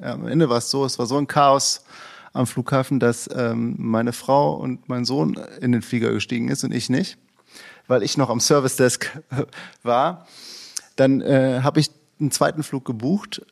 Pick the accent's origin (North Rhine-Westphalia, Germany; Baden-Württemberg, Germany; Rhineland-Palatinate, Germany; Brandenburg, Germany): North Rhine-Westphalia, Germany; Cologne; Köln, wo ich herkomme